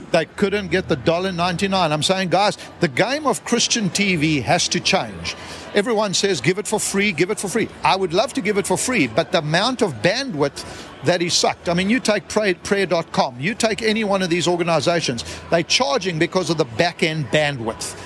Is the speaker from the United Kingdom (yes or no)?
no; South Africa; I come from South Africa